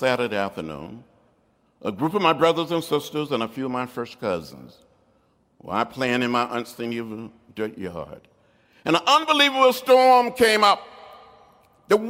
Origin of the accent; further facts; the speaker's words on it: Troy, Alabama, United States; When I was growing up outside of Troy, Alabama